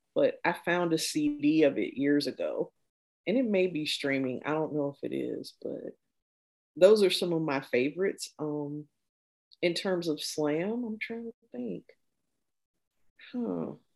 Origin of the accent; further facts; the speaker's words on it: Midwest, United States; growing up in the Midwest